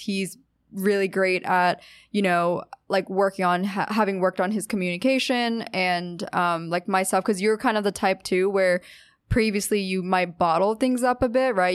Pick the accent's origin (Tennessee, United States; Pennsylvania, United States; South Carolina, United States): Pennsylvania, United States; moved away as an adult; also born or lived in Orange County, California / Los Angeles, California; now in New York, United States; I'm from Pennsylvania, the East Coast